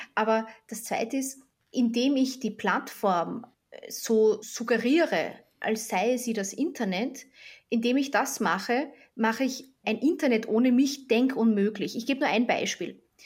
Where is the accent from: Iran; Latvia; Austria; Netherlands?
Austria; ich bin ja Österreicherin